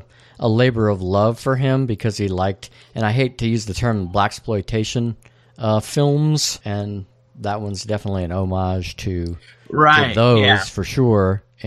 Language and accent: English; Texas, United States; I'm from Texas.